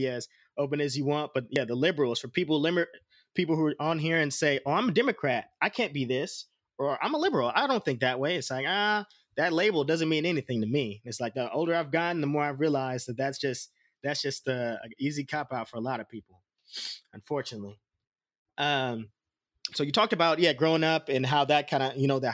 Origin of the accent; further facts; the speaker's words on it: Oakland, California, United States; I was born in Oakland